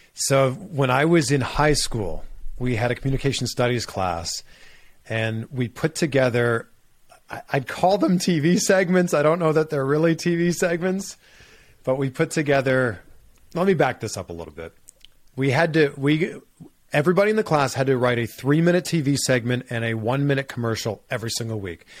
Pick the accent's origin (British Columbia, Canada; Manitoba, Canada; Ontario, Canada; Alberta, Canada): Ontario, Canada; Pickering; moved away as an adult; also born or lived in Cleveland / Miami; now in United States; my hometown, Pickering, Ontario